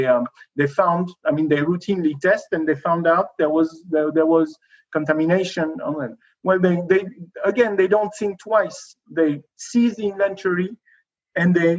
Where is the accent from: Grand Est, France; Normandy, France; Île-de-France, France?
Grand Est, France; near the tri-border area of France, Germany and Switzerland; moved away; I was born near the Dreiländer Ecke between France, Germany, and Switzerland